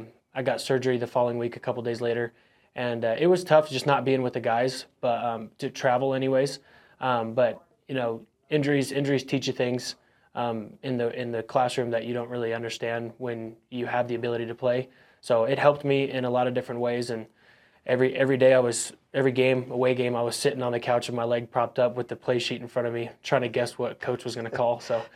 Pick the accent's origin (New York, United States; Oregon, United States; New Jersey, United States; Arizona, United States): Arizona, United States; Phoenix; born there; Yeah, about 11 or 12 since I was born in Phoenix.